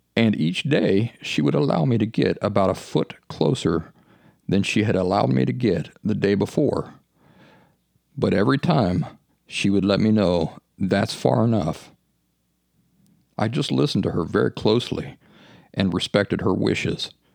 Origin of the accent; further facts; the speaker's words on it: Appalachia, United States; When I was a kid growing up in the Appalachian woods